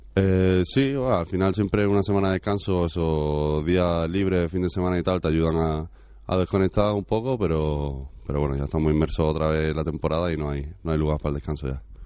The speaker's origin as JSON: {"language": "Spanish", "town": "Granada", "region": "Andalusia", "country": "Spain", "moved": "yes", "said": "Yo soy de Granada"}